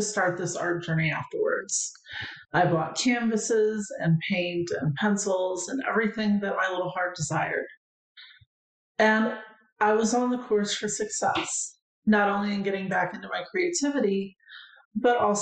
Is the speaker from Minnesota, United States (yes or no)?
no; St. Louis, Missouri, United States; when I was a child growing up in St. Louis, Missouri